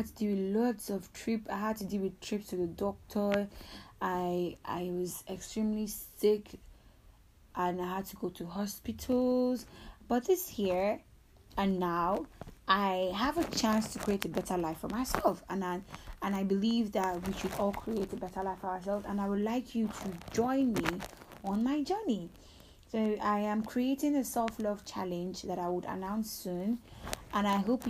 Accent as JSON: {"language": "English", "country": "Nigeria", "said": "I'm a Nigerian"}